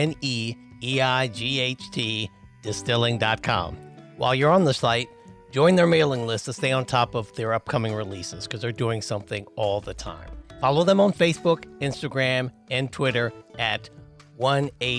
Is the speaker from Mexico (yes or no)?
no; Washington, District of Columbia, United States; now in Maryland, United States; my hometown of Northeast Washington, D.C.